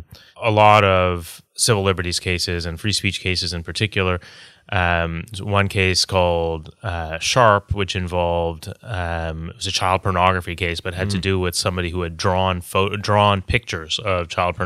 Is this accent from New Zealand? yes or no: no; Canada; moved away as an adult; now in New York, United States; I'm Canadian. I grew up in Canada.